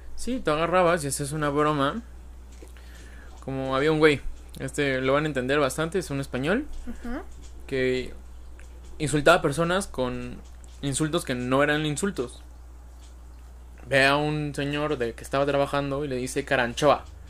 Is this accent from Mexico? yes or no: yes; Mexico; los mexicanos somos